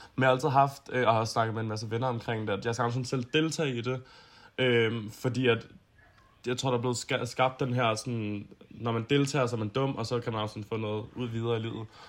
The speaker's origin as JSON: {"language": "Danish", "town": "Copenhagen", "region": "Capital Region of Denmark", "country": "Denmark", "said": "Jeg er fra Østerbro i København"}